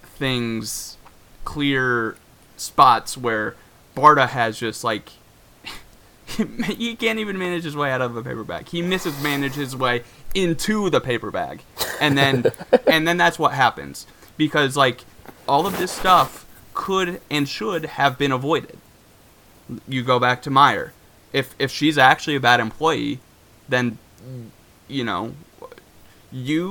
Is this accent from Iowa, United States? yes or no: yes; Iowa, United States; growing up in Iowa, I had maybe a handful of black kids in my school